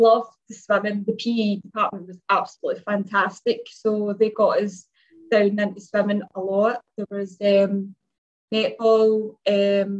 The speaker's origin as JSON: {"language": "English", "town": "Glasgow", "region": "Scotland", "country": "United Kingdom", "said": "I'm 47 from Glasgow, Scotland"}